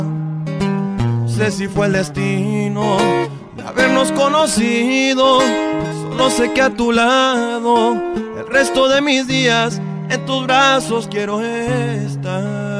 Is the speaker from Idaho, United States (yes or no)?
no; Phoenix, Arizona, United States; also born or lived in Tepatitlán, Jalisco (ancestry); soy cantautor de Phoenix, Arizona, originario de sangre Jalicencia de los alteños